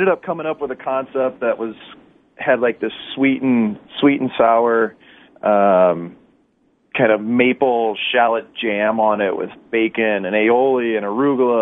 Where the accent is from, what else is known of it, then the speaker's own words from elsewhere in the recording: St. Louis, Missouri, United States; former teammates of mine win the Cup like that in my hometown